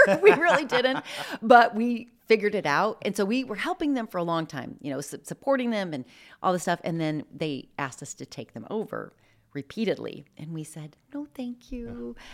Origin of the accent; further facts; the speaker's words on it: Midwest, United States; moved away as an adult; now in Spokane, United States; I grew up in the Midwest